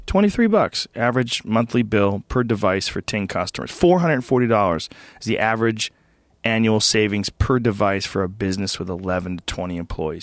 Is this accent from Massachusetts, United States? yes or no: yes; Newton, Massachusetts, United States; moved away; I grew up in Newton Upper Falls, Massachusetts, which is a small like, uh, suburb of Boston.